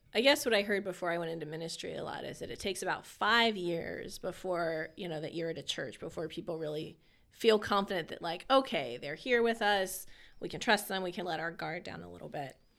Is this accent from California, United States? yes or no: yes; California, United States; moved away as an adult; also born or lived in Harrisburg area, Pennsylvania; now in Lebanon, United States